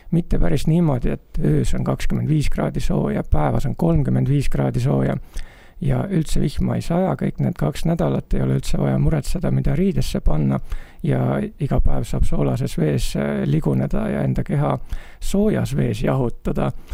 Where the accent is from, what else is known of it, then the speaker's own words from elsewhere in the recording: Estonia; ma olen tulnud jahedast Eestist